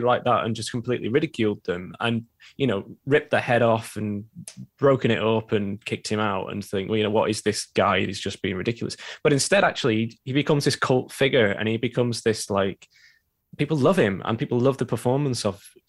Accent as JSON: {"language": "English", "town": "Preston", "region": "North West England", "country": "United Kingdom", "tie": "born or raised there", "lives_now": "Manchester, United Kingdom", "said": "I currently live in Manchester and I'm from Preston originally, which is just down the road. So I've grown up in the kind of northwest"}